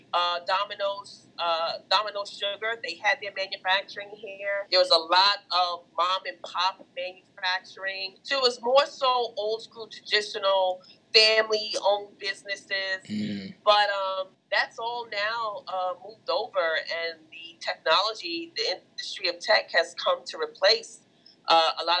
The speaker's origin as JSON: {"language": "English", "region": "New York", "country": "United States", "tie": "born or raised there", "said": "Born and raised Brooklyn, New York"}